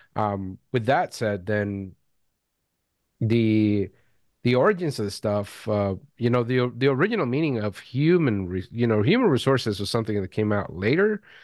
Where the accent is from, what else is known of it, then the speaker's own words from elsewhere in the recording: Venezuela; I was born in Venezuela